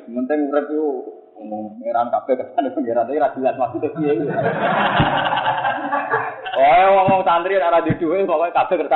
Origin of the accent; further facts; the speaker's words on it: Java, Indonesia; Kulo ya, kulo sebagai orang Jawa, kadang ya nggak nyaman ketika dikatakan saya alim